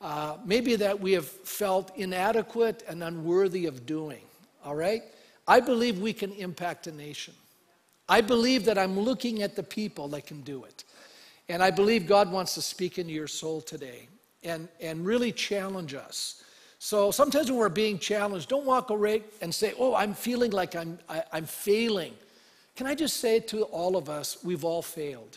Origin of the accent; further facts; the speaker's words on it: Canada; being a Canadian